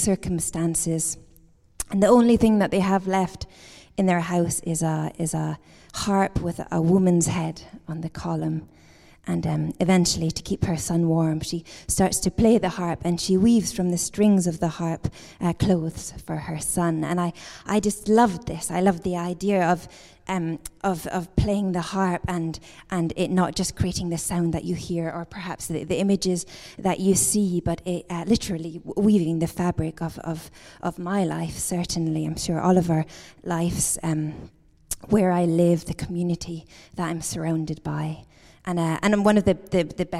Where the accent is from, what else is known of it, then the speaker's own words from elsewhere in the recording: Edinburgh, Scotland, United Kingdom; I'm from Edinburgh, Scotland